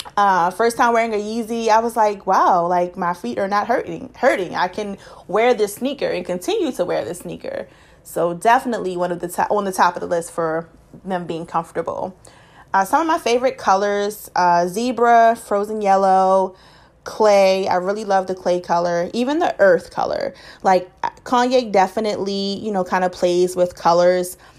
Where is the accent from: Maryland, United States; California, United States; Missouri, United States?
Maryland, United States; Baltimore; I'm from Baltimore